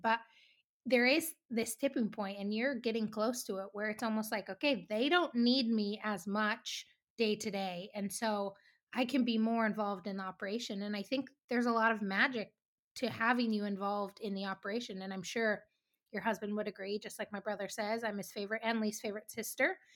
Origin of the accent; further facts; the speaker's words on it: Three Forks, Montana, United States; We're both from Three Forks